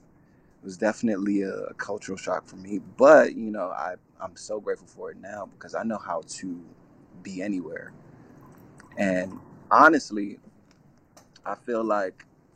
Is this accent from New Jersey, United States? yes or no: yes; New Jersey, United States; moved away as an adult; also born or lived in Plainfield, New Jersey / Atlanta, Georgia; I moved from North Jersey to South Jersey at the end of, like, fifth grade.